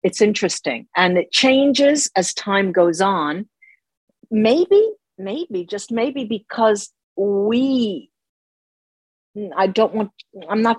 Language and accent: English; United States; moved away as an adult; also born or lived in Tuscany, Italy; now in Rome, Italy; both of my parents are Italian, but I grew up in the United States. So half of my life was in the United States